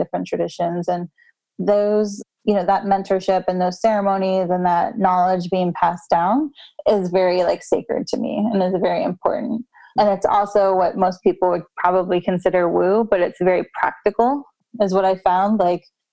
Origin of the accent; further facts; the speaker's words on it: United States; American culture, we're kind of raised in this